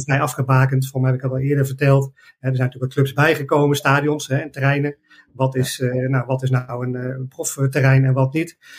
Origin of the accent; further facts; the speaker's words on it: Arnhem, Gelderland, Netherlands; ik ben een Arnhemmer eh, en eh, ik ben eh, van jongs af aan bij de club terechtgekomen